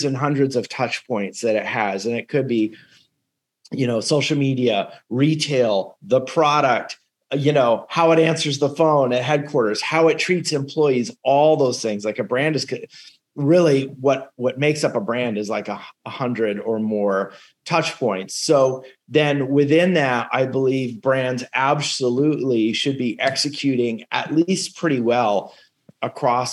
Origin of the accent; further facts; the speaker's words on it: California, United States; growing up in California